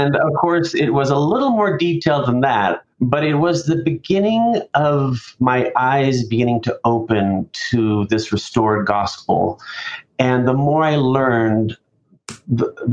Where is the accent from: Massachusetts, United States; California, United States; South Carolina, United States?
California, United States; Southern; I grew up in Southern California